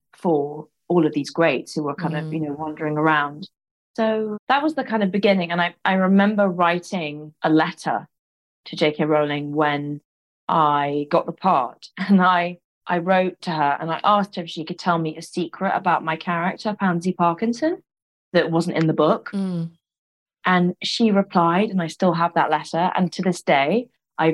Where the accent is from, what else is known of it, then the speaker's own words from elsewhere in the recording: London, United Kingdom; growing up in London